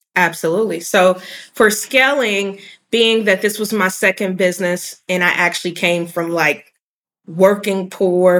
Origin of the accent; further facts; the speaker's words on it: Cincinnati, Ohio, United States; moved away as an adult; also born or lived in Chicago, Illinois / Atlanta, Georgia; I'm I'm from Cincinnati